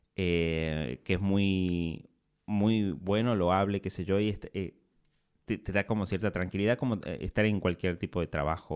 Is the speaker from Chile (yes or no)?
no; Simoca, Tucumán, Argentina; moved away as an adult; me fui de Simoca, que queda a 50 kilómetros de la capital, a la capital de Tucumán a estudiar